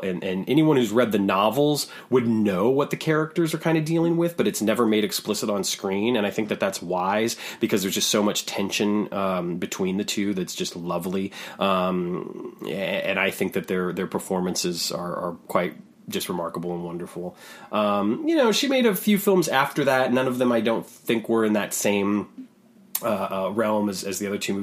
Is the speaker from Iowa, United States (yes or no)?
yes; Waterloo, Iowa, United States; where I was born in Waterloo